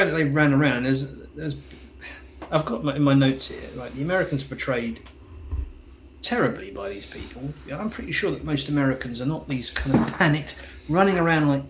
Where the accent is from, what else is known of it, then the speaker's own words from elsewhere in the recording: England, United Kingdom; I'm English